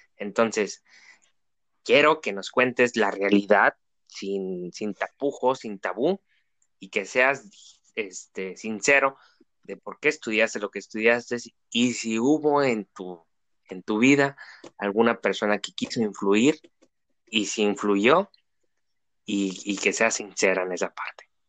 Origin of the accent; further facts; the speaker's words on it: Tijuana, Baja California, Mexico; Somos de la ciudad de Tijuana